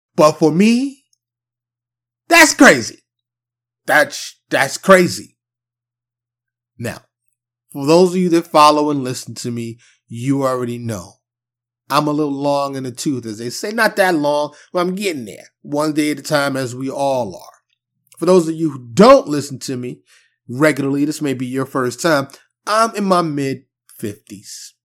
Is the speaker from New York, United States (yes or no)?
yes; New York City, New York, United States; now in Dallas, United States; I'm from New York City, but I currently reside in Texas, in the Dallas area, more specifically